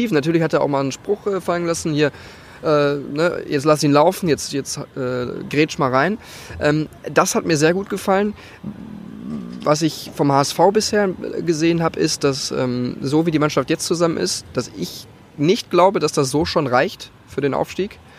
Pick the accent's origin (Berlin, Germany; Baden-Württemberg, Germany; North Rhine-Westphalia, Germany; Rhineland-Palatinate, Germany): North Rhine-Westphalia, Germany; Gelsenkirchen; born there; ich komme aus dem Pott, gebürtig, Gelsenkirchen, wunderschöne Gelsenkirchen